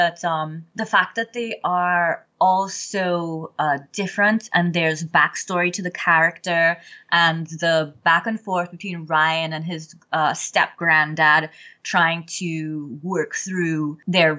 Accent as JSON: {"language": "English", "country": "Trinidad & Tobago", "also_born_or_lived": "Nashville, Tennessee / Belfast", "moved": "as an adult", "lives_now": "United States", "said": "I am Trinidadian. I've been living in America for the last 26 years"}